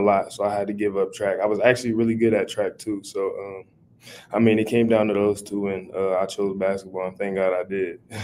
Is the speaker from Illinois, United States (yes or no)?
no; Omaha, Nebraska, United States; Omaha Talk in my hometown